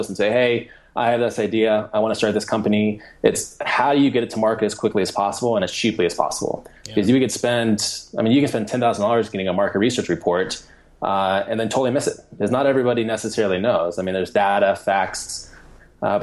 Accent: Colorado, United States; now in Indianapolis, United States; I live here in Indianapolis right now. I'm from Colorado

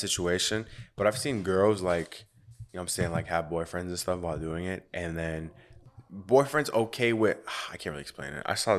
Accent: United States

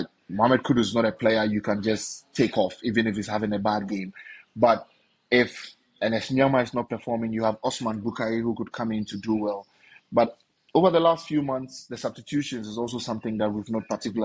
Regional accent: Ghana; I am Ghanaian

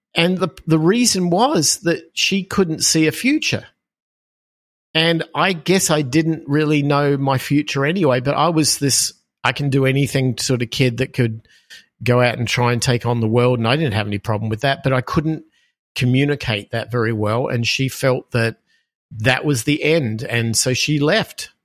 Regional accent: Australia; moved away; as people will hear from my accent, I am from Australia originally. Um, I grew up in Australia

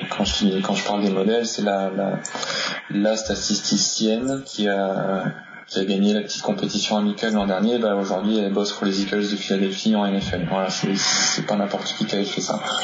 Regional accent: Normandy, France; je suis normand

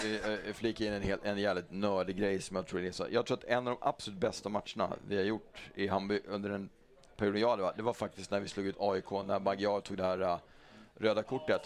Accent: Stockholm, Stockholm County, Sweden; jag är Hammarbyare, jag är uppvuxen i Hammarby.

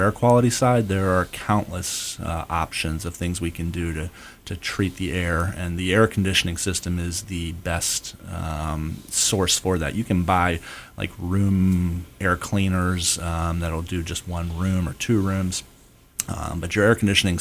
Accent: Pennsylvania, United States; now in Florida, United States; I grew up in Pennsylvania

